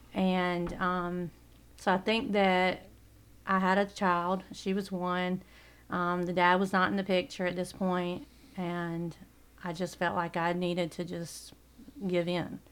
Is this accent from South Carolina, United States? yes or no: yes; Coward, South Carolina, United States; I grew up in Coward, South Carolina.